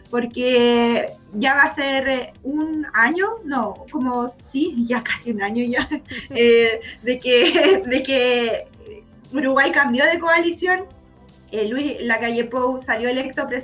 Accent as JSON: {"language": "Spanish", "country": "Chile", "said": "Bueno, nosotras acá como chilena y una chilena residente en Perú"}